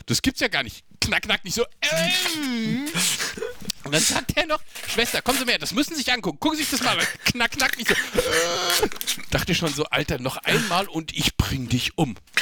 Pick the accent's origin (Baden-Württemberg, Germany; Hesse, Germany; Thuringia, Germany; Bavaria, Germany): Hesse, Germany; Rüsselsheim; also born or lived in Raunheim; ich bin ja groß geworden in Rüsselsum, also Rüsselsheim.